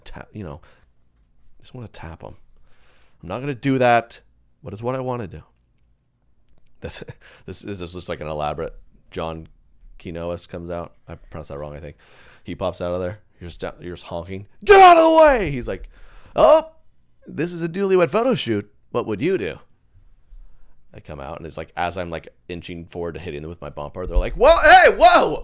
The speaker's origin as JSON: {"language": "English", "town": "Edmond", "region": "Oklahoma", "country": "United States", "said": "I'm from Edmond, Oklahoma"}